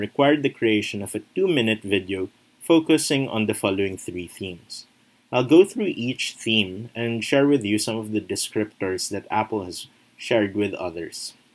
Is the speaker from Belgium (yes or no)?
no; Philippines; I am from the Philippines and I have been teaching social studies for over 5 years